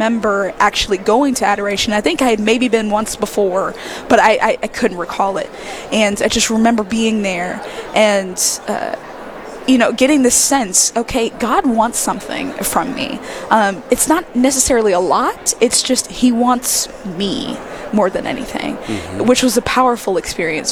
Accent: Mobile, Alabama, United States; I'm born and raised in Mobile, Alabama. I still live there with my family.

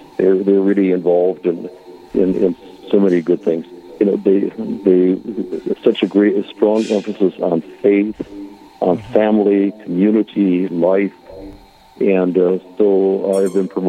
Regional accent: Bird Island, Minnesota, United States; now in Sleepy Eye, United States; I grew up in Bird Island, Minnesota, went to the St. Paul Seminary, and was ordained in 1964.

